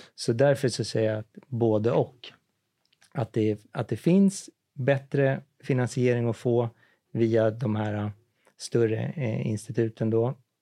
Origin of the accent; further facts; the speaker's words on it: Ektorp, Stockholm County, Sweden; jag är född i Ektorp